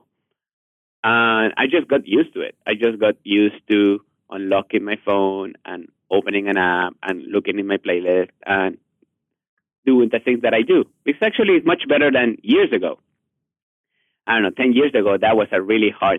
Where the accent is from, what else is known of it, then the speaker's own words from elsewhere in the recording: Mexico; English is a second language; moved away; I'm from Mexico originally, I'm a really heavy accent